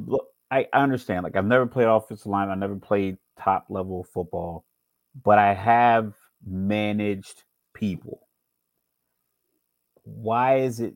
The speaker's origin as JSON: {"language": "English", "region": "Virginia", "country": "United States", "tie": "born or raised there", "said": "I grew up on the East Coast. I'm from Virginia"}